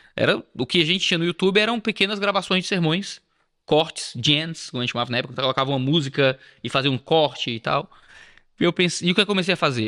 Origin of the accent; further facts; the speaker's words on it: Ceará, Brazil; Nascido e criado, como dizemos. Nasci no Ceará